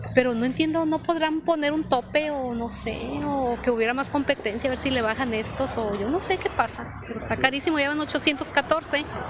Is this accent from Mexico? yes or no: yes; Mexico; yo no vivo aquí, soy de las Guasemas.